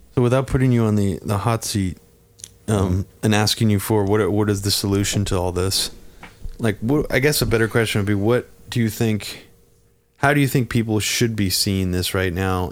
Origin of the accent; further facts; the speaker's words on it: Bay Area, California, United States; growing up in the Bay Area